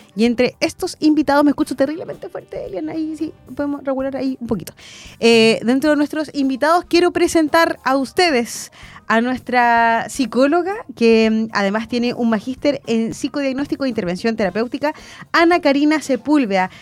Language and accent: Spanish; Chile; somos los chilenos